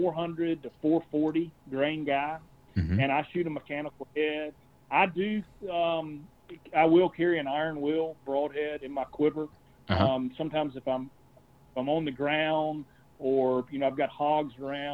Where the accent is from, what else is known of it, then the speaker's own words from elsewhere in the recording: Columbia, South Carolina, United States; also born or lived in Camden, South Carolina; we moved back to Columbia, and we bought a house on the street that I grew up on